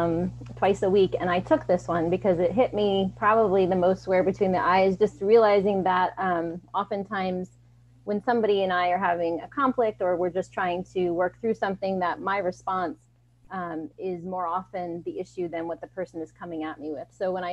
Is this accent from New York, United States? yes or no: yes; New York, United States; moved away as an adult; now in Delaware, United States; But I'm actually from New York originally, but we moved to Delaware about 4 years ago.